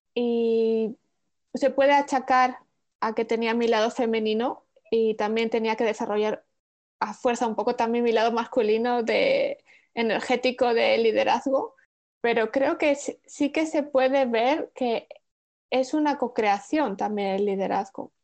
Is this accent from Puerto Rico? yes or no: no; Spain; moved away as an adult; now in Netherlands; siendo española, viviendo en Holanda